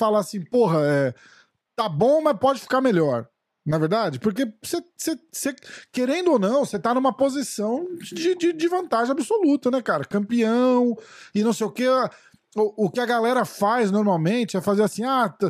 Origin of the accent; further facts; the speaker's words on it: São Paulo, Brazil; eu sou de São Paulo